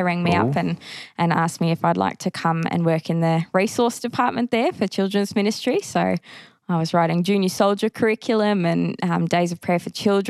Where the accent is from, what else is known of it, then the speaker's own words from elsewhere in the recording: Keilor, Victoria, Australia; I am a Salvo girl by heart, probably not in the more traditional sense. I grew up in a place called Keilor, which is now Brimbank, which was a less traditional kind of church. So I grew up in the Army